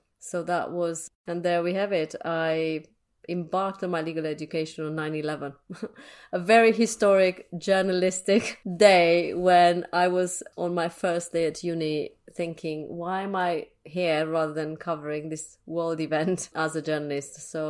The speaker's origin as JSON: {"language": "English", "region": "Transylvania", "country": "Romania", "tie": "born or raised there", "second_language": "English", "moved": "yes", "lives_now": "London, United Kingdom", "said": "So I guess my background started in Transylvania. I was born in Romania and I grew up under communism. So very, very different kind of life to what I have at the moment. I'm based in London."}